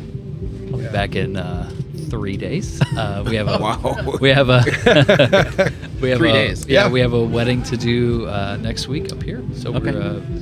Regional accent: Kentucky, United States; moved away as an adult; now in Minnesota, United States; I'm from Kentucky

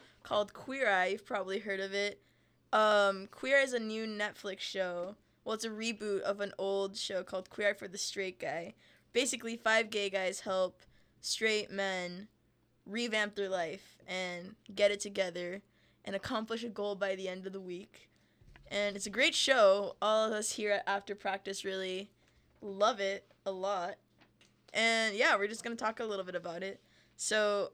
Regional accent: Costa Rica; I am from Costa Rica

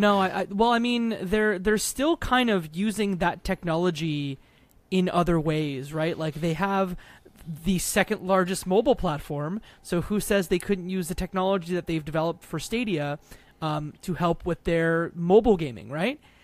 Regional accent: Detroit, Michigan, United States; I grew up across in Detroit, Michigan, two thousand eight, the Big Three. Like, I lived in a town that essentially did parts for the big three

